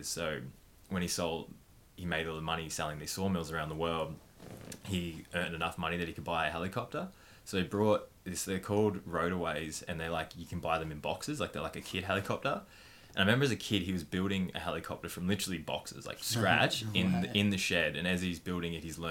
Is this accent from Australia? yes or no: yes; Wodonga, Victoria, Australia; I was born in Wodonga in Victoria and grew up super loving family.